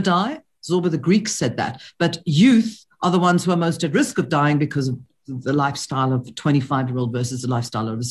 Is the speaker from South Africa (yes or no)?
yes; South Africa; I'm speaking as a South African